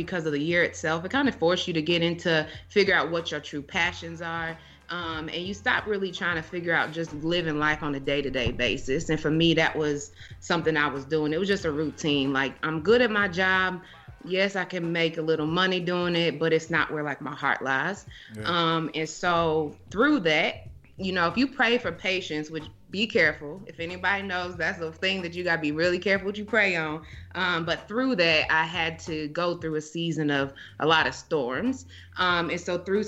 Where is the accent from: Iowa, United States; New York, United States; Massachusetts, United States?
Iowa, United States; moved away; also born or lived in Nebraska; back when I lived in Nebraska. So I'm from Iowa